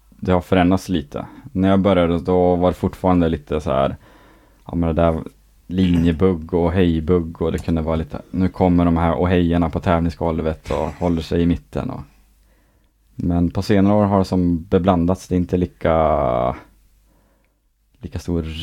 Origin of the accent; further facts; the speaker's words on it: Skellefteå, Västerbotten County, Sweden; moved away; Skellefteå. Ja. Eh, en bit utanför som heter Skromträsk.